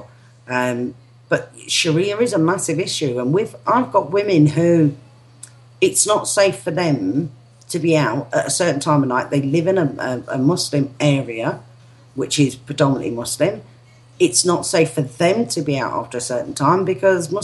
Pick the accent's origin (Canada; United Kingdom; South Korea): United Kingdom; England; I don't class myself as British. I'm English.